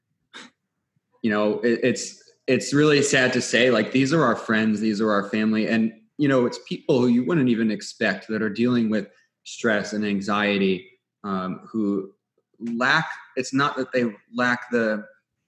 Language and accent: English; New York City, New York, United States; I'm from Staten Island, New York